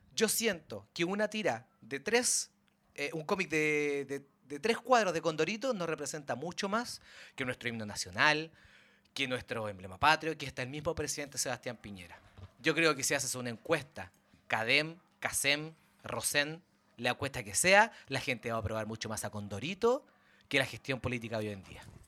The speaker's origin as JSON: {"language": "Spanish", "country": "Chile", "said": "Nosotros sabemos nuestra identidad como chilenos"}